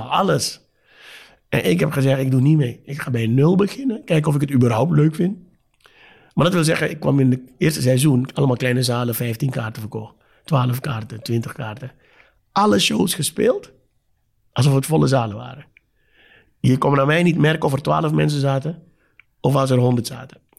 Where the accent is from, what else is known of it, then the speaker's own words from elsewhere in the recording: Suriname; Nogmaals, ik kom uit Suriname.